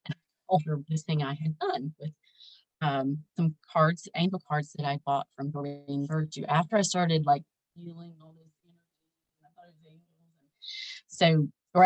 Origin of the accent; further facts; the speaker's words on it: the South, United States; growing up in the South